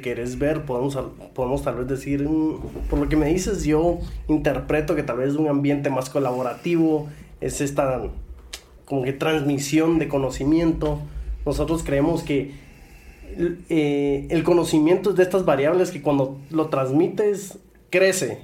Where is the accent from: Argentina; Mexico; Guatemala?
Guatemala; los que están en este, en este lado de la silla somos chapines